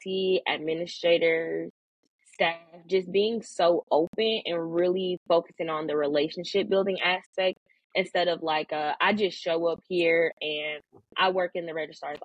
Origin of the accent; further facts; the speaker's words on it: Milwaukee, Wisconsin, United States; moved away as an adult; now in Kentucky, United States; I'm from Milwaukee, Wisconsin.